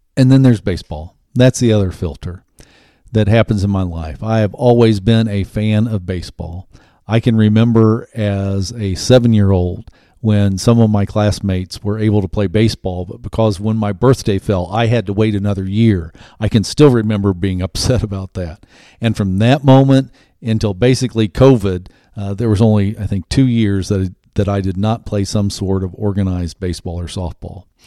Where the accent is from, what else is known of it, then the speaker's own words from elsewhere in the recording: Ohio, United States; I grew up in the Midwest, grew up in Ohio